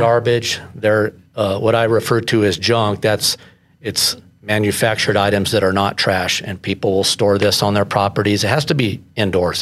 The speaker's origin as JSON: {"language": "English", "town": "Colorado Springs", "region": "Colorado", "country": "United States", "tie": "born or raised there", "said": "I was born in Colorado Springs"}